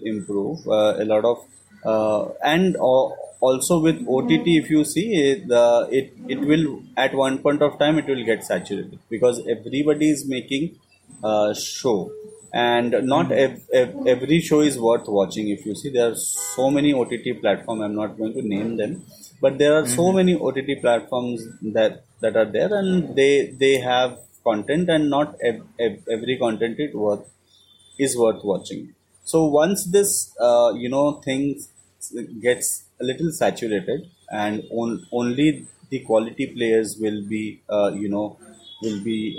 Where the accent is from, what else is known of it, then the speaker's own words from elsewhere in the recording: Kolkata, West Bengal, India; I am from Calcutta and I have, you know, studied Bengali till certain standard